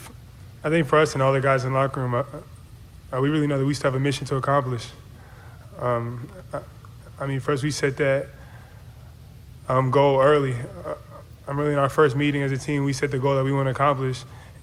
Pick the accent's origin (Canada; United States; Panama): United States; North Carolina; Like you said, growing up in North Carolina, Duke basketball is really all I watched growing up.